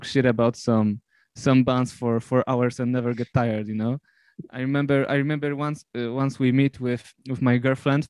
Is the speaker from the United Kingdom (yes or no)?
no; Poland; I'm from Poland